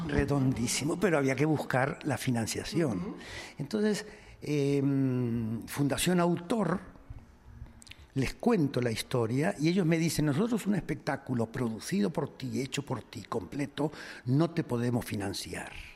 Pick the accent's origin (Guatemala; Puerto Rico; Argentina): Argentina; moved away; en Argentina, en mi país. Yo hacía 10 años que no iba.